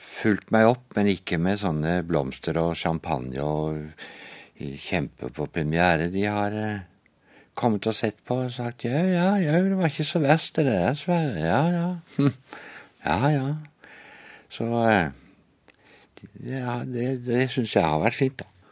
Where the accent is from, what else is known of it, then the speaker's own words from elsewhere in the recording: Flekkefjord, Agder, Norway; moved away; Jeg kommer fra Flekkefjord. Og der eh, vokste jeg jo opp i en eh, flott familie